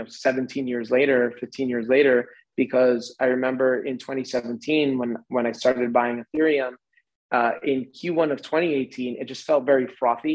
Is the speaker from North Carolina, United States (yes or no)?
no; a suburb outside of New York City, United States; moved away; also born or lived in Manhattan, New York; I grew up in a suburb outside of New York City